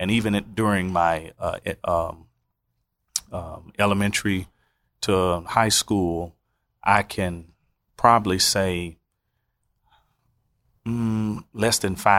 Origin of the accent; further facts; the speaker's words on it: Oklahoma City, Oklahoma, United States; I'm originally from Oklahoma City, the great city of tornadoes and hailstorms.